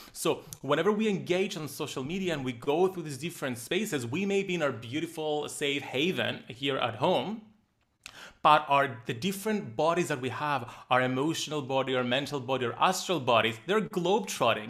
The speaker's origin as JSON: {"language": "English", "country": "Cyprus", "tie": "born or raised there", "said": "Growing up in a small island, I'm from Cyprus"}